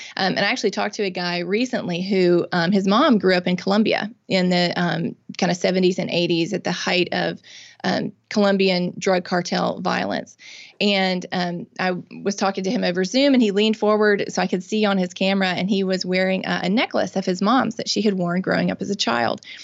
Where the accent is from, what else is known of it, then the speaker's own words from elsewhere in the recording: Mississippi, United States; I'm born and raised in Mississippi. I've lived here my whole life.